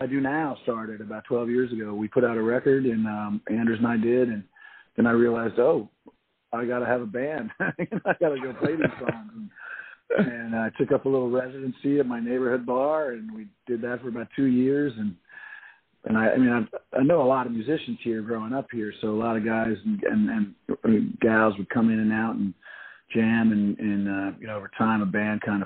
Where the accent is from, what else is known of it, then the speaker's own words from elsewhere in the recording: New Orleans, Louisiana, United States; I'm from New Orleans. I grew up here